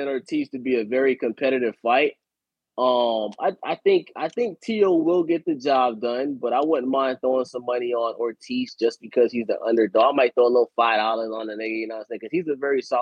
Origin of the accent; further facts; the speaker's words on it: Broward, Florida, United States; I'm from Broward